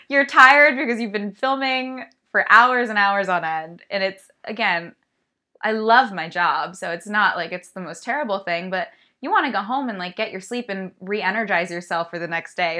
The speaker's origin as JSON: {"language": "English", "region": "California", "country": "United States", "tie": "born or raised there", "said": "I'm from California, born and raised"}